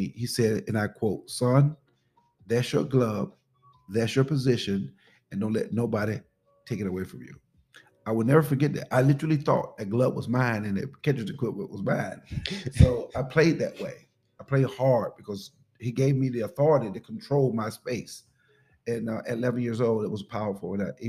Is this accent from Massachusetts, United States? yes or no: no; Pelham, Georgia, United States; Pelham, Georgia.